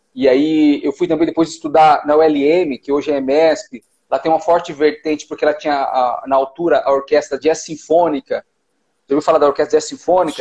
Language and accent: Portuguese; Mogi das Cruzes, São Paulo, Brazil; moved away as an adult; also born or lived in Cape Verde; now in Suzano, Brazil; Eu, eu, eu cresci aqui, né? Eu nasci em Mogi e me criei Mogi das Cruzes é uma cidade vizinha aqui, né?